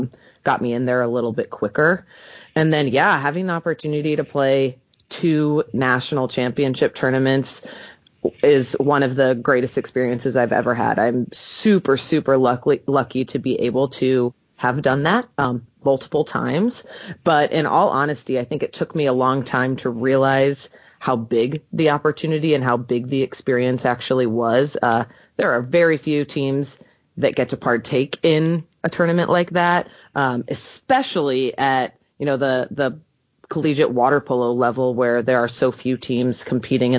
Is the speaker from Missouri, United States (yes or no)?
yes; St. Louis, Missouri, United States; also born or lived in Poughkeepsie, New York; I'm originally from St. Louis. I played at Kirkwood High School, graduated in 2007